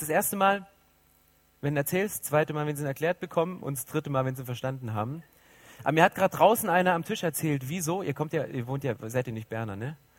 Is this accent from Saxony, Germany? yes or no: yes; 80 km southeast of Dresden, Saxony, Germany; now in Berlin, Germany; ich bin so richtig in der DDR groß geworden. So Süd, 80 Kilometer südöstlich von Dresden, wer so ein bisschen Geografie auskennt, das ist das Dreiländereck Polen, Tschechien